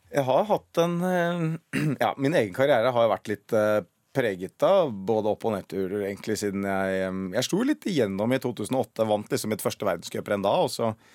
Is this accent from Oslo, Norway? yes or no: yes; Oslo, Norway; Jeg er fra Røa. Og det veit jeg ikke helt Altså Oslo vest